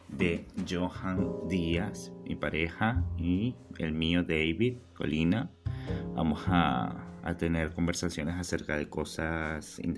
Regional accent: Venezuela; now in Buenos Aires, Argentina; Nosotros somos venezolanos, tenemos dos años y medio acá en Argentina, en Buenos Aires

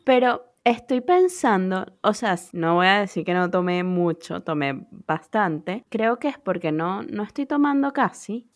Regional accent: Venezuela; moved away; also born or lived in United States; me vine de Estados Unidos, o sea, como yo solita, y, regresé a Venezuela.

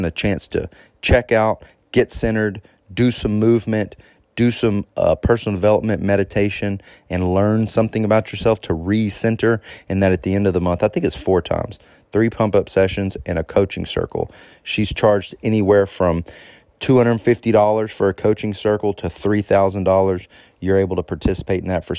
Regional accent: Texas, United States; moved away as an adult; I'm around my family and my hometown

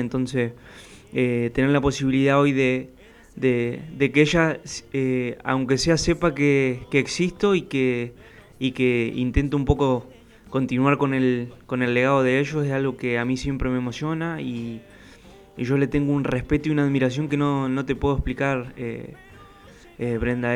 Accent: El Maitén, Chubut, Argentina; moved away as an adult; now in Buenos Aires, Argentina; yo soy de un pueblo muy chiquito, tiene 6.000 habitantes mi pueblo, del Maitem, allá al noroeste de la provincia del Chubut

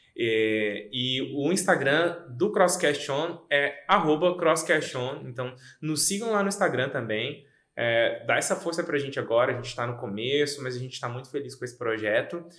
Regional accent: Goiânia, Goiás, Brazil; moved away as an adult; now in Rio Grande do Sul, Brazil; eu sou nascido em Goiânia, é, tenho 33 anos é, e mora aqui no Rio Grande do Sul tem nove anos

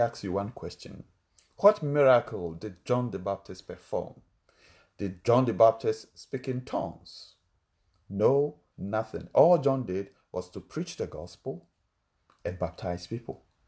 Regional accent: Ghana; English is a second language; my country, Ghana, we have different languages

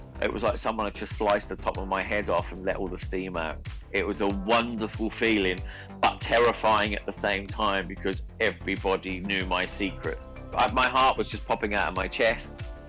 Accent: Ipswich, Queensland, Australia; accent: Australian; Well, despite the Australian accent that I have, I'm actually from Ipswich, and I grew up there. I was born there, and I started to dance at 3 years old.

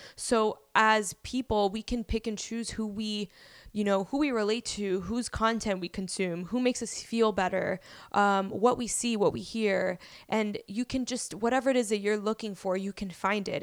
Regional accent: Miami, Florida, United States; moved away as an adult; also born or lived in Bronx, New York City; now in New York City, United States; I moved to Miami, Florida at the age of five, where I, you know, just went to school. I went to, like, elementary through university in Miami

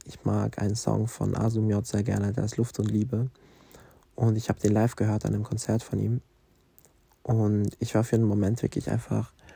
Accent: Basel, Basel-Stadt, Switzerland; accent: Swiss German; first language Swiss German; durch meine Heimatstadt laufe, Basel entdecke ich

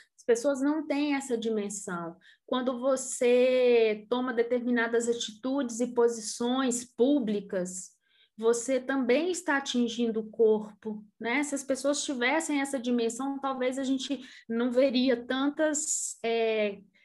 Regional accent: Brazil; a formação da gente enquanto brasileiro

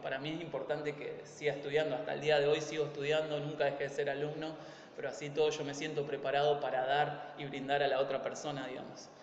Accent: Argentina; moved away; yo me incluyo, que soy latino, o sea, más allá que somos argentinos, pero latinos

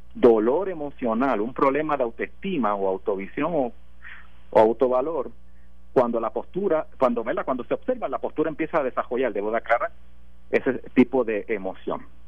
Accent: Puerto Rico; Yo soy puertorriqueño.

